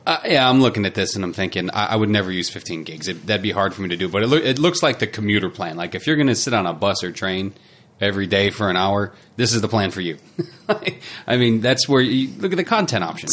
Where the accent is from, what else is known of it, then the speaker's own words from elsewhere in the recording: United States; now in New Zealand; am American